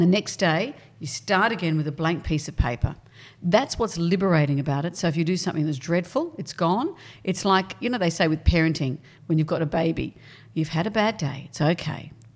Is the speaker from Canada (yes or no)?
no; Sydney, New South Wales, Australia; also born or lived in Brisbane / Perth; we came to Sydney when I was probably in fifth class